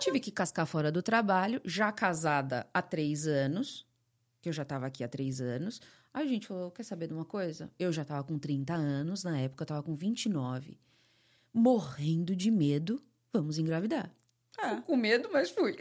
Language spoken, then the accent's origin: Portuguese; São Paulo, Brazil; moved away as an adult; also born or lived in California / San Francisco; now in Florida, United States; eu vim de São Paulo